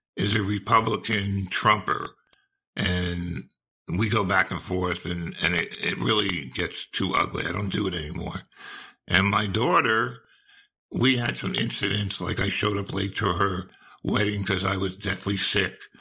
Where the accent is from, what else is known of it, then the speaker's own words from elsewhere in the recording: New Jersey, United States; moved away as an adult; now in Charleston, United States; I was born and raised in New Jersey